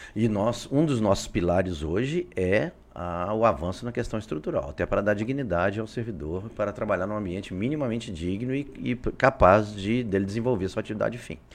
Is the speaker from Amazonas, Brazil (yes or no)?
no; Juiz de Fora, Minas Gerais, Brazil; moved away as an adult; now in Acre, Brazil; Sou de Minas, Juiz de Fora, nascido lá